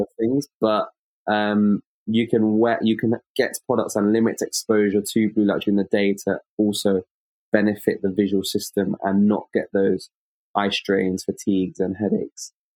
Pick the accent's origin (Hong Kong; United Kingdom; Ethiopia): United Kingdom; London; I'm an optometrist from London in the United Kingdom